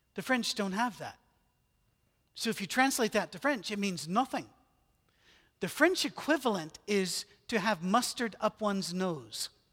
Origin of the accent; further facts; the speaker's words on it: United Kingdom; moved away; I'm British